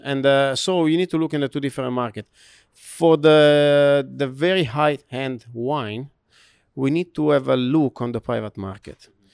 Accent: Italy; English is a second language; moved away as an adult; now in Shanghai, China; I'm from Italy

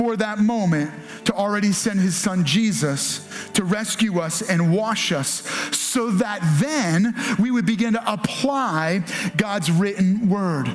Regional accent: United States; Our challenge as American Christians

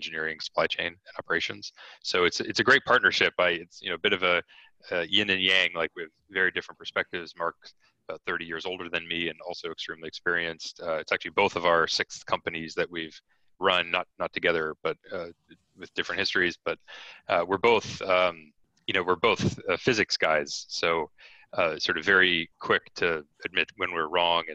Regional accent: Canada; I'm Canadian

